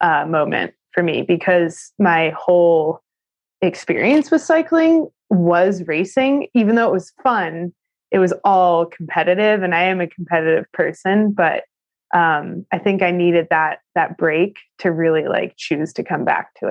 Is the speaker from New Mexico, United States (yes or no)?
yes; Albuquerque, New Mexico, United States; I grew up in Albuquerque, New Mexico